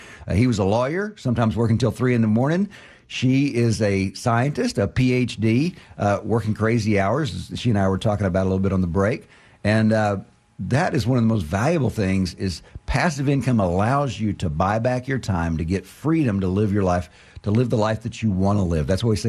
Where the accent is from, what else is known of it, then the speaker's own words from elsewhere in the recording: Austin, Texas, United States; also born or lived in Houston, Texas; I grew up in Austin, Texas, and I moved to Houston right out of college.